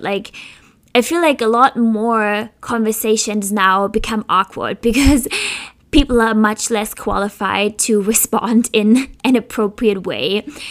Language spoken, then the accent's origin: English; Germany; now in Philadelphia, United States; I come from Germany